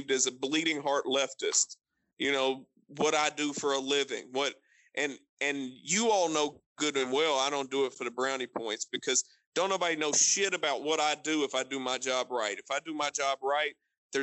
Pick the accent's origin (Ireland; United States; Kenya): United States; Appalachia; I'm an Appalachian American. I am Melungeon through and fucking through